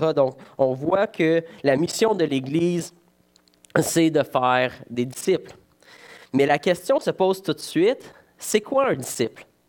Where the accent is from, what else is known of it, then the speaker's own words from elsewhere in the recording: Val-d'Or, Quebec, Canada; je suis originaire de Val d'Or